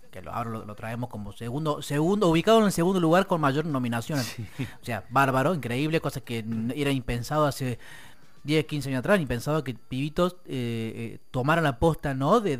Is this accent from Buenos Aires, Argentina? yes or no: yes; Buenos Aires, Argentina; hablando de Argentina, yo soy acá, yo soy del Riachuelo, yo soy de la Boca